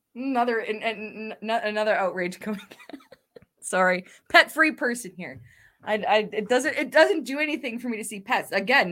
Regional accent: Canada; being Canadian

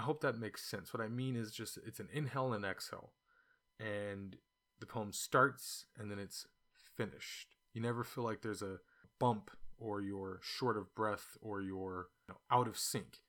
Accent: California, United States; now in China; it's what I grew up eating, even though I grew up in California

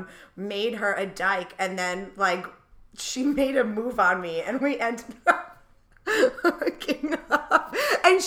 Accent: Coventry, Rhode Island, United States; moved away as an adult; now in New York, United States; I grew up in Coventry, Rhode Island

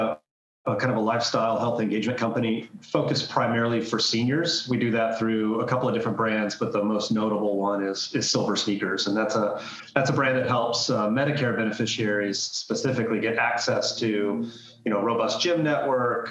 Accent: Florida, United States; I grew up and born and raised in Florida

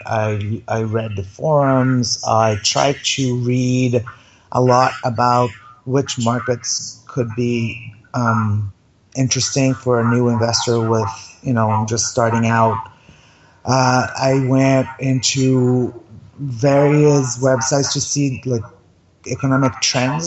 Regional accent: Brazil; moved away; I'm from Brazil originally, and I own a property in Brazil

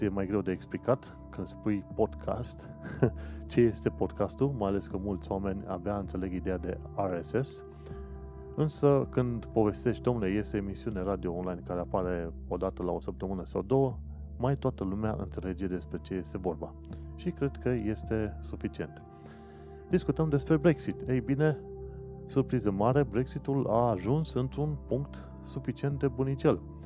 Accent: Romania; now in London, United Kingdom; sunt român

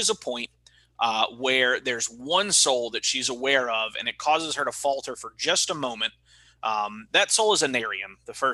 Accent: Mississippi, United States; a fucking kid out of Mississippi

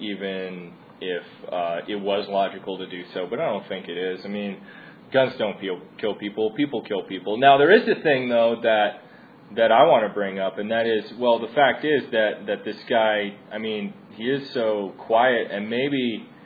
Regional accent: Arizona, United States; I'm from Arizona

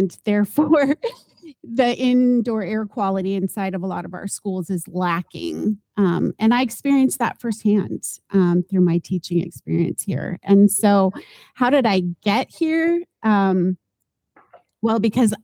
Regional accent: Southern California, United States; moved away; also born or lived in Iowa; I am a product of growing up in Southern California in the 70s.

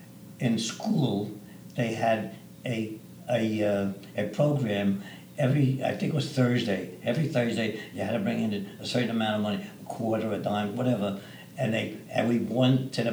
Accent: New York City, New York, United States; moved away as an adult; also born or lived in Arizona; now in Scottsdale area, Arizona, United States; I grew up in Brooklyn, where I was born. Unfortunately, my parents were European

